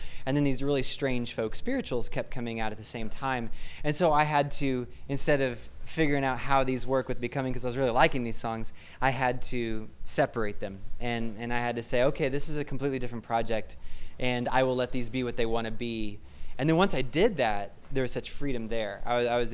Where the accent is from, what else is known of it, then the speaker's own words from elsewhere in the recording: Hutchinson, Kansas, United States; I grew up in Hutchinson, Kansas